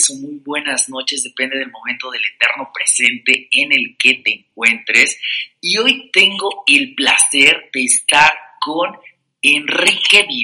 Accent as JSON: {"language": "Spanish", "region": "Oaxaca", "country": "Mexico", "moved": "yes", "lives_now": "Mexico City, Mexico", "said": "yo soy de Oaxaca"}